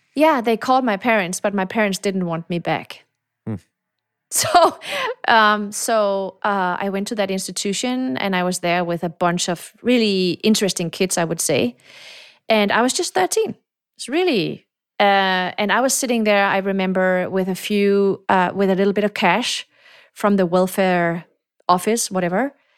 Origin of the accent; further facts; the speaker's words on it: Denmark; moved away; also born or lived in Morocco / Silicon Valley; I was born in Morocco. I came to Denmark. My mom is Danish, so I grew up in Denmark